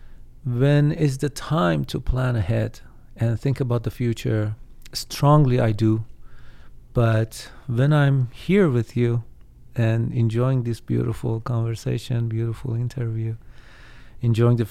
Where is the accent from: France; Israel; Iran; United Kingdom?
Iran; moved away; So I hope someday I can visit my home country